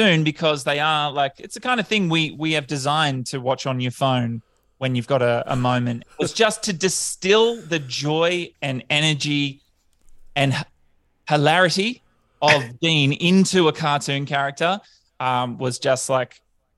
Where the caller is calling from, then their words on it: Brisbane, Queensland, Australia; I'm calling in from Brisbane today. It's where I live. I moved up here